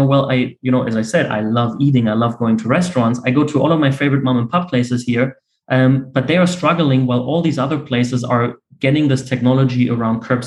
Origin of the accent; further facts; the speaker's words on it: Berlin, Germany; Born and raised in Berlin